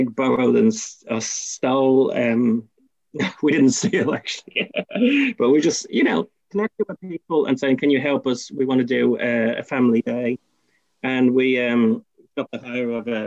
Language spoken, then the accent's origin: English; Ireland; now in Invercargill, New Zealand; I'm massively proud of being Irish